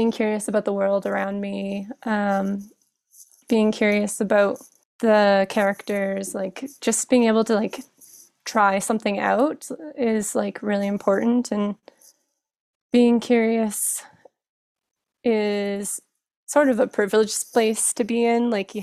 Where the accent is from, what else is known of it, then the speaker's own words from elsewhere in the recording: Kamloops, British Columbia, Canada; moved away as an adult; now in Toronto, Canada; I grew up off reserve in Kamloops, BC, currently hanging out in Toronto for the last 10 years